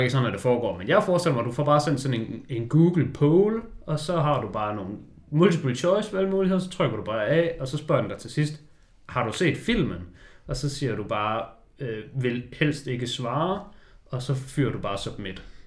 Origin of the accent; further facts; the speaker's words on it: Denmark; vi er danskere